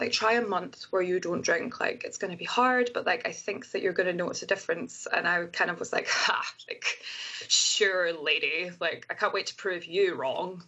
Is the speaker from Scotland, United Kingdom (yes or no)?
yes; Scotland, United Kingdom; now in United States; being a scottish person in america is as soon as I open my mouth and they hear my accent